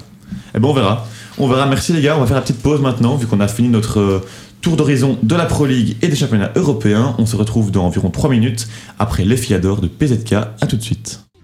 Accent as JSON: {"language": "French", "country": "Belgium", "said": "en tant que Belge"}